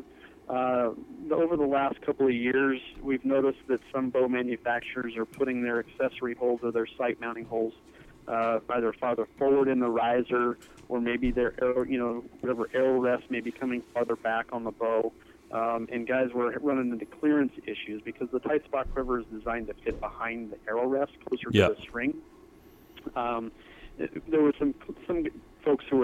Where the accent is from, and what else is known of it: Napa Valley, Northern California, United States; born or raised there; moved away as an adult; now in Montana, United States